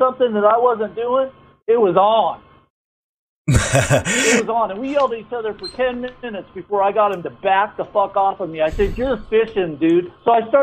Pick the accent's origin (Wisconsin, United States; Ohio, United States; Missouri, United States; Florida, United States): Ohio, United States; Waverly; I was brought up in Southern Ohio, down in the Waverly area, down Chillicothe way